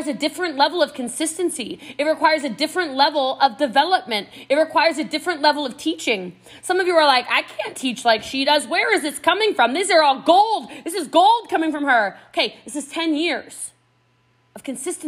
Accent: United States; accent: American; my American accent

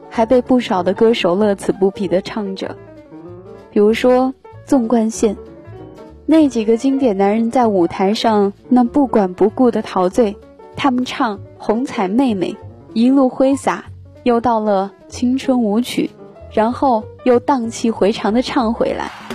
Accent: the South, southern China, China; 我在南方出生，但是又一直向往北方

